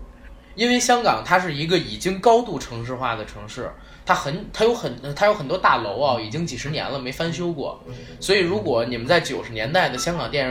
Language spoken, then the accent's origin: Chinese; China; 因为我们是大陆人嘛，大陆人